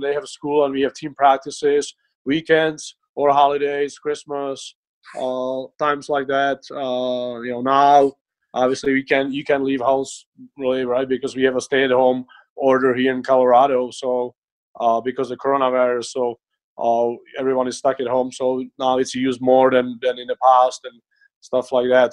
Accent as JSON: {"language": "English", "country": "Czechia", "tie": "born or raised there", "moved": "yes", "said": "I grew up in Czech Republic."}